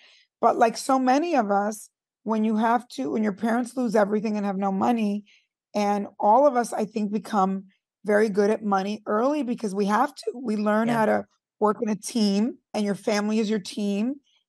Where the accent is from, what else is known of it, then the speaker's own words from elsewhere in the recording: Teaneck, New Jersey, United States; also born or lived in Cuba; Well, I grew up in Teaneck, New Jersey. So I'm from Cuba. We came here in the middle of the revolution and my parents were broke and we were adopted by, I guess in today's world, you would call it, they sponsored us. A Presbyterian family in New Jersey